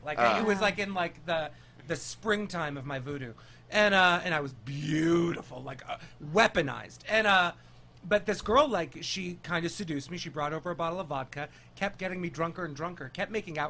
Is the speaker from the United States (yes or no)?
no; London, United Kingdom; I was born in London